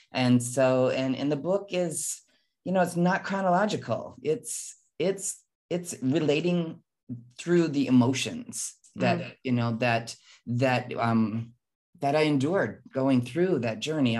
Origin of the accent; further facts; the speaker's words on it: Midwest, United States; my life of growing up in the Midwest